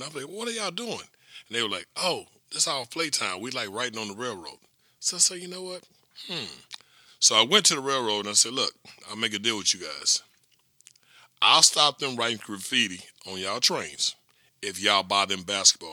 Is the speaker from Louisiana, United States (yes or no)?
yes; Louisiana, United States; moved away as an adult; people in Louisiana are taken care of, because this is my hometown and home state